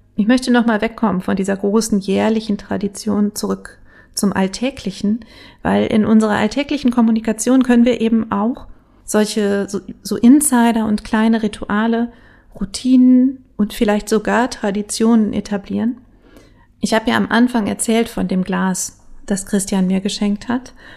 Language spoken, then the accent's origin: German; Bielefeld, North Rhine-Westphalia, Germany; ich bin ja gebürtige Bielefelderin